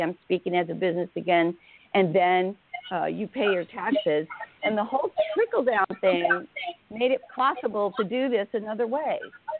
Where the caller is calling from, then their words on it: Oregon, United States; I'm in Oregon right now.